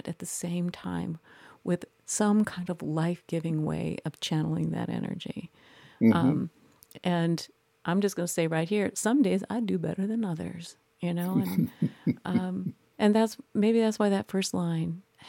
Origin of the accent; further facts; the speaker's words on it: Midwest, United States; I was raised in the Midwest as a Midwestern woman